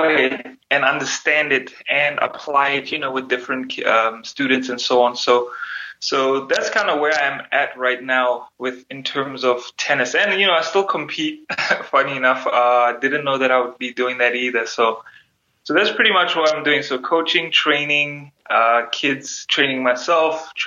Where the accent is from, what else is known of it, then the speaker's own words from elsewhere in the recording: South Africa; moved away as an adult; now in United States; growing up in South Africa at that time was quite difficult